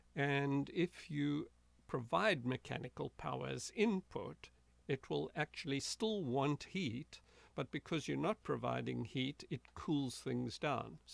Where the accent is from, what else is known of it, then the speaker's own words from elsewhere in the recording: South Africa; moved away; I grew up in South Africa. That's where I was born in a small rural town uh, about 80 miles from Johannesburg